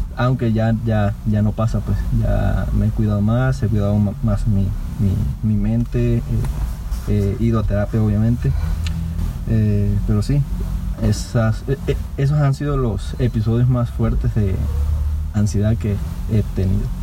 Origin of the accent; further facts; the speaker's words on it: Venezuela; now in Querétaro, Mexico; Soy mexicano, venezolano y queretano, obviamente.